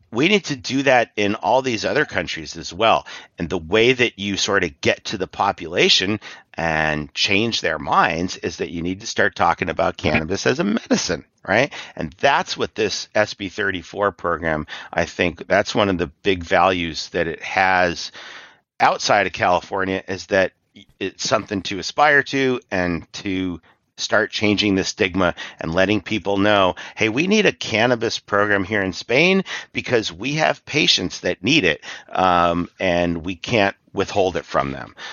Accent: Ireland; Uh, I'm from Ireland, so I connected up with an Irish NORML.

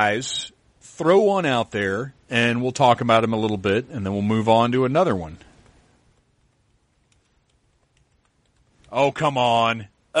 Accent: the South, United States; I grew up in the South

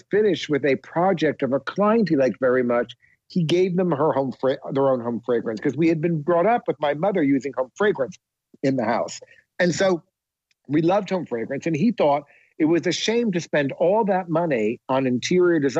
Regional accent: Montclair, New Jersey, United States; I grew up in Monclo, New Jersey, which is just sort of a suburb of the city

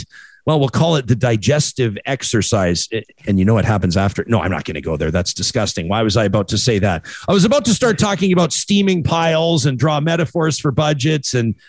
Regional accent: Calgary, Alberta, Canada; I grew up here, man. I was born and raised. I was born in the Holy Cross Hospital.

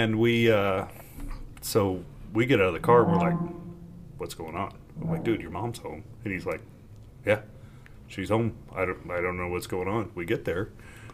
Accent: Morgan County, Colorado, United States; Growing up in Morgan County

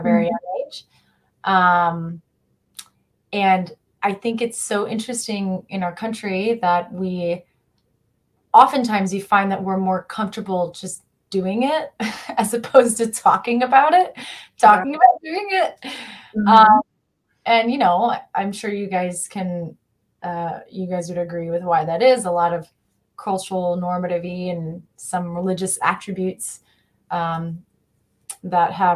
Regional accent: rural Kansas, United States; I grew up in Kansas, rural Kansas

